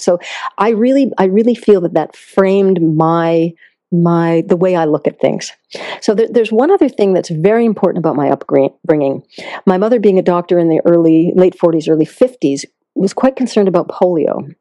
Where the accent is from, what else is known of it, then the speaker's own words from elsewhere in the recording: Concord, Massachusetts, United States; also born or lived in India; I grew up in Massachusetts